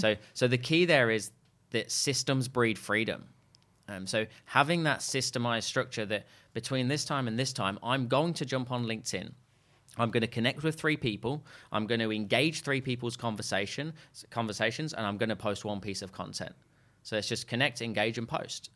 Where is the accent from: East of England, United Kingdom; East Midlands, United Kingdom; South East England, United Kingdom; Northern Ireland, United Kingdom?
East Midlands, United Kingdom; Leicester; moved away; I'm actually from a place called Leicester in the U K.